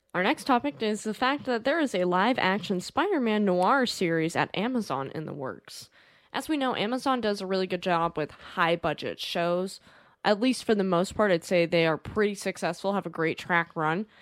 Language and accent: English; United States; we're American